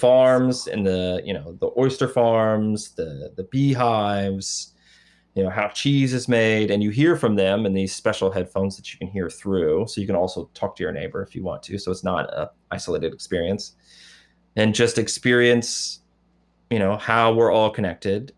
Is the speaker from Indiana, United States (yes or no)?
yes; Indiana, United States; moved away; I'm not from Detroit. I'm from Indiana.